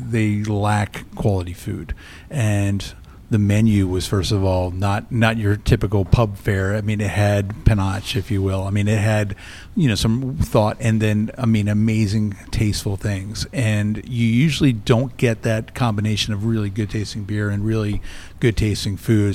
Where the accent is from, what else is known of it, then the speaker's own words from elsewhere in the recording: Florida, United States; also born or lived in New Jersey; now in Iowa, United States; I, I grew up in Florida. I was born in Jersey